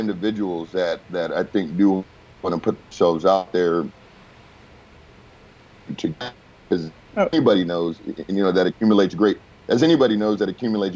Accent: Inglewood, California, United States; I was born in Inglewood

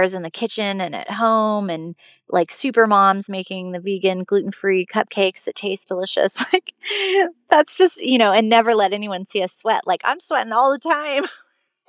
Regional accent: California, United States; I am originally a Californian, so have been on the West Coast my entire life

